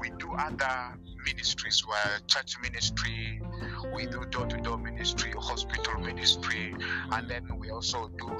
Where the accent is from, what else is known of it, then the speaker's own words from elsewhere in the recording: Ivo, West Nile, Uganda; I don't come from Vora. I come from Ivo.